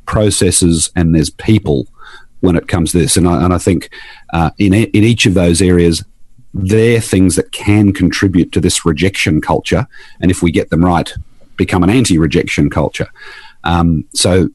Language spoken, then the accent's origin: English; Queensland, Australia; I'm from Queensland